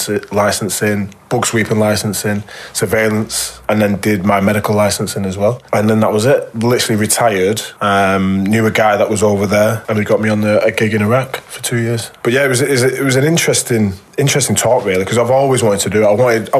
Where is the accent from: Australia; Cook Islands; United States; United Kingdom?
United Kingdom; Warrington, North West England; I then ended up back in my hometown club, which, you know, I loved.